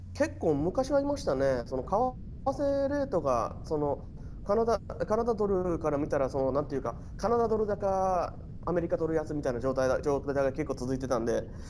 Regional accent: Osaka, Japan; now in Canada; 日本はね、えー、あの大阪です。

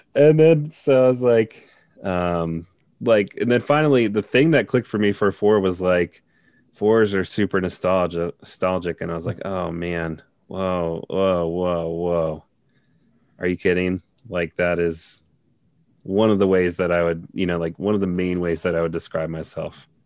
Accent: Cincinnati, Ohio, United States; also born or lived in South Korea; I am from Cincinnati, Ohio. Um, and uh, I was born and raised here

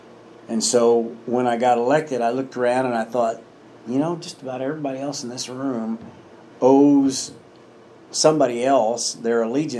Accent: Indiana, United States; I come from Hamilton County and it's a pretty heavily Republican area.

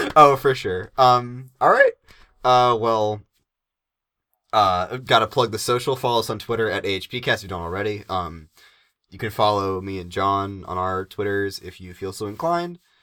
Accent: Northeastern United States, United States

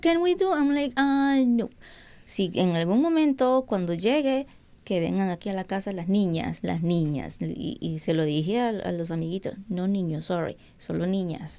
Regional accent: Peru; now in United States; Yo nunca cociné en Perú

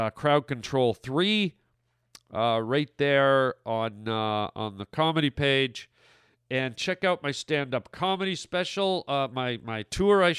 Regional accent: Canada; moved away; my home country of Canada

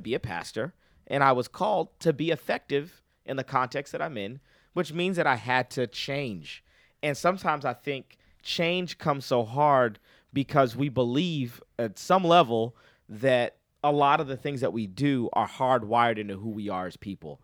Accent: Boston, Massachusetts, United States; now in North Carolina, United States; I'm originally from Boston, Massachusetts

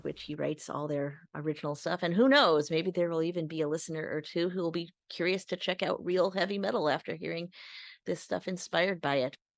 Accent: Chicago, Illinois, United States

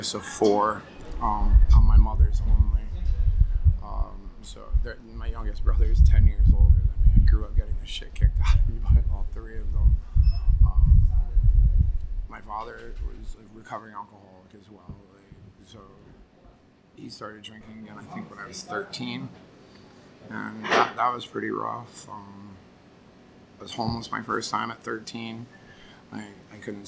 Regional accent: Connecticut, United States; also born or lived in Vermont / New York; now in New York City, United States; grew up in Connecticut, but I moved around quite a bit. Lived in Vermont, New York, Connecticut

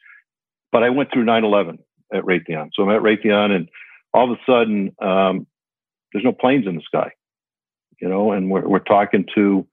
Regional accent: Connecticut, United States; moved away as an adult; also born or lived in Southern California; I grew up in Connecticut, played baseball there and did all that stuff

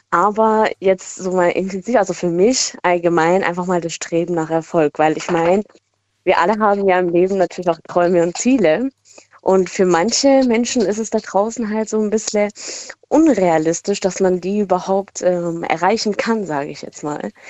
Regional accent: Stuttgart, Baden-Württemberg, Germany; Ich bin aus Stuttgart.

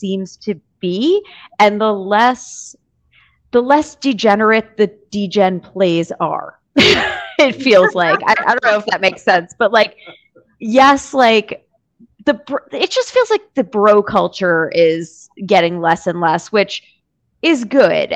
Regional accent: New York, United States; I'm a New Yorker

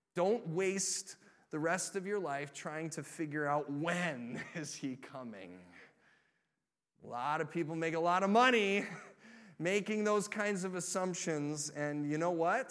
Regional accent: Illinois, United States; moved away; I grew up in Illinois

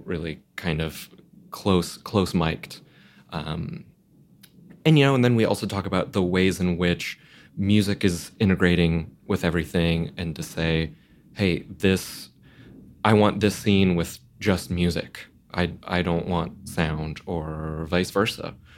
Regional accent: Florida, United States; I grew up in Florida

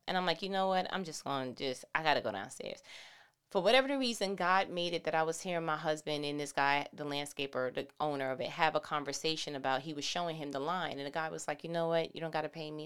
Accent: New York, United States; I'm from New York

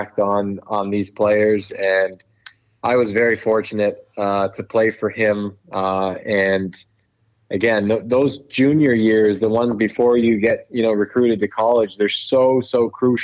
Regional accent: Toronto, Ontario, Canada; I grew up in Toronto, and I went to a school downtown

